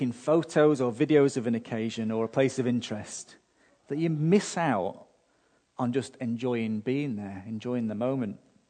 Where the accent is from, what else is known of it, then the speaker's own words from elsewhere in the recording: United Kingdom; now in Australia; being British